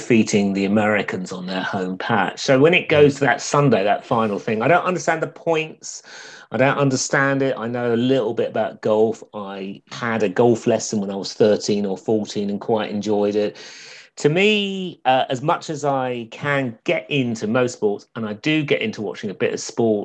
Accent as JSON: {"language": "English", "region": "London", "country": "United Kingdom", "tie": "born or raised there", "also_born_or_lived": "Essex", "said": "growing up in London or the Essex borders in the 70s"}